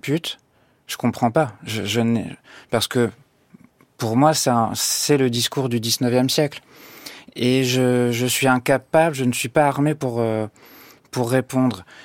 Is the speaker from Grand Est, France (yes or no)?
no; Normandy, France; moved away; je suis né en Normandie, j'ai fait mes études en Normandie, euh, je viens de la campagne